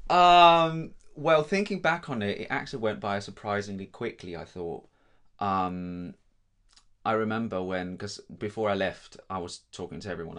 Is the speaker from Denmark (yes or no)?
yes; Denmark; first language Danish; English is a second language; moved away as an adult; also born or lived in London, United Kingdom; now in Guildford, United Kingdom; I'm from Denmark.